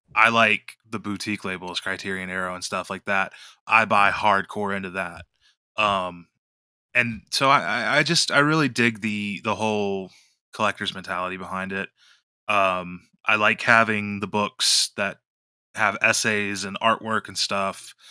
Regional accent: West Virginia, United States; I'm from West Virginia

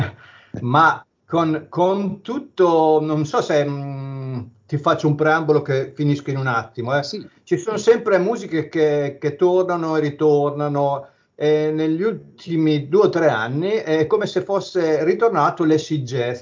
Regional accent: province of Bologna, Emilia-Romagna, Italy; dalle mie parti c'era un locale a Minerbio, provincia di Bologna

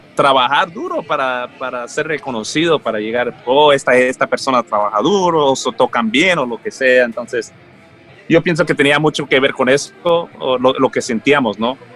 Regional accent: Los Angeles, California, United States; also born or lived in Colombia / Mexico; crecí en ese ámbito en Los Ángeles

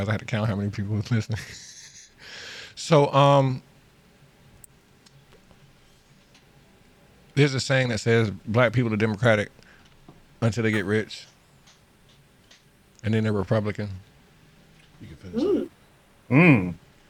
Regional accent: Florida, United States; moved away; I'm from Florida

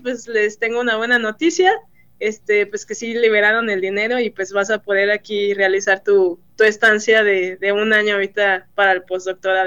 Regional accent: Mexico; moved away as an adult; also born or lived in Celaya; now in Michigan, United States; el mexicano es muy trabajador y lo, he visto aquí mucho, este, somos muy trabajadores

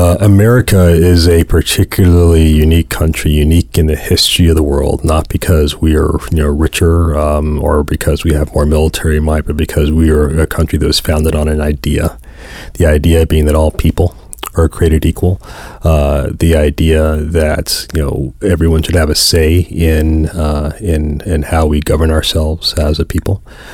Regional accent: Jacksonville, Florida, United States; I'm a child of the 80s. I grew up in Jacksonville, Florida, which is a big Navy town.

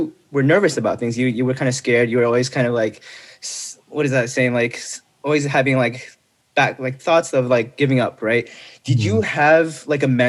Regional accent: Irvine, California, United States; moved away as an adult; now in New York City, United States; I grew up in Irvine

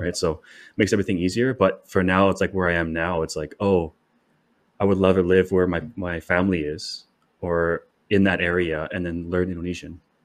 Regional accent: Canada; I'm a Canadian.

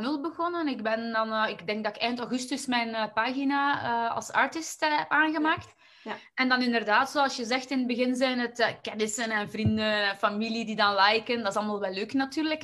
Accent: Waasland, Flanders, Belgium; ik kom eigenlijk uit het Waasland, dus dat is eigenlijk net in het midden tussen, eh, tussen Antwerpen en Gent in België.

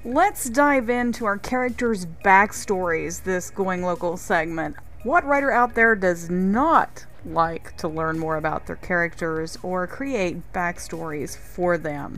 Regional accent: North Carolina, United States; from my home state of North Carolina

